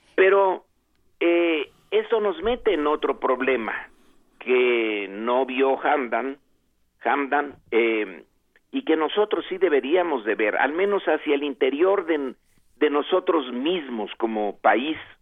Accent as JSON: {"language": "Spanish", "country": "Mexico", "said": "como nación mexicana"}